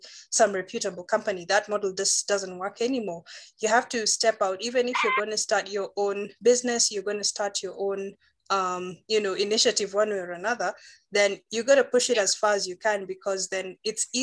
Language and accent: English; Nairobi, Kenya; I've just been born, studied, and pretty much lived in Nairobi